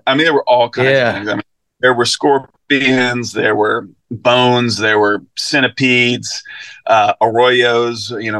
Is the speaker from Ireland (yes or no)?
yes; Sligo, Connacht, Ireland; also born or lived in Mobile, United States; Yeah, so I was born in Mobile, and all my mom's family is still down there. But I only lived in Mobile for like 6 weeks. Then we moved back to where my parents had been living, which was Sligo on the west coast of Ireland.